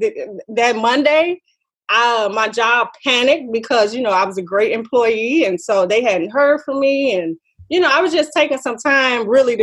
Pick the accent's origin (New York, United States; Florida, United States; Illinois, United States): Illinois, United States; Chicago; now in New Orleans, United States; my hometown, Chicago